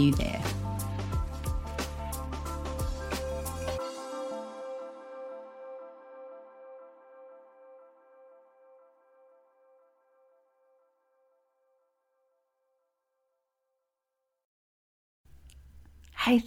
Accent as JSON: {"language": "English", "town": "Melbourne", "region": "Victoria", "country": "Australia", "said": "I'm from Melbourne, Australia"}